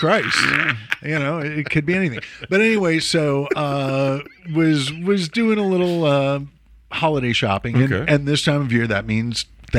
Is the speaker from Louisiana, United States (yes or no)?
no; Chicago, Illinois, United States; moved away; born and bred, raised as a Chicago Jew